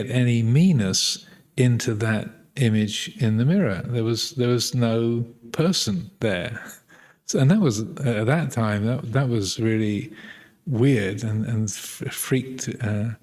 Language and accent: English; England, United Kingdom; being English